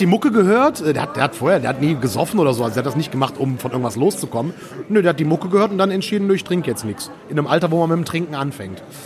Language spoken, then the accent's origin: German; Erkrath, North Rhine-Westphalia, Germany; Ich wohne ja immer noch in dem Dorf, wo ich groß geworden bin. Vielleicht Erkrad?